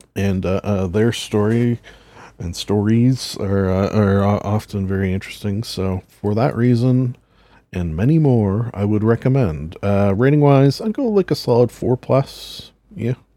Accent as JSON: {"language": "English", "country": "Canada", "said": "as a Canadian"}